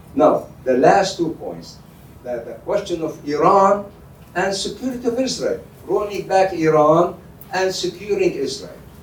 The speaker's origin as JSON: {"language": "English", "region": "Al-Hasakah Governorate", "country": "Syria", "tie": "born or raised there", "moved": "yes", "said": "I'm from Hasakeh province, where the Kurds are located. And I was born there, I grew up there"}